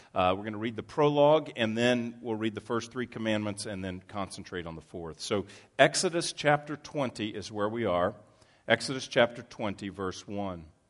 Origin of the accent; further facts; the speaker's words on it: Texas, United States; I grew up in Texas